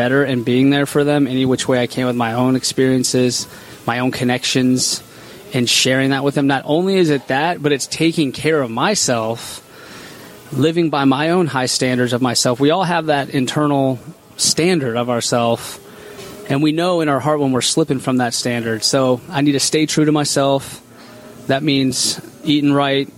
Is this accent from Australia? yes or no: no; Waldorf, Maryland, United States; moved away; I grew up primarily in Waldorf, Maryland